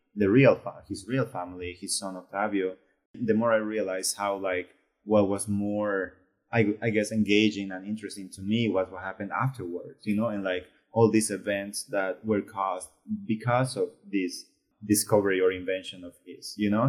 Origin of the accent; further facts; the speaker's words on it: Bolivia; moved away; I was from Bolivia